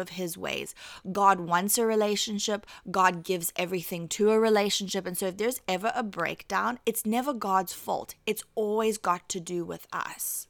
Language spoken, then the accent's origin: English; South Africa; I'm South African